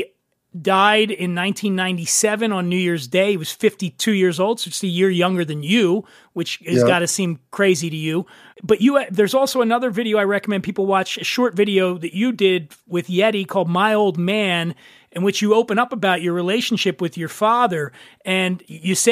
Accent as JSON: {"language": "English", "town": "Philadelphia", "region": "Pennsylvania", "country": "United States", "tie": "born or raised there", "also_born_or_lived": "Colorado", "moved": "yes", "said": "I grew up in Philly"}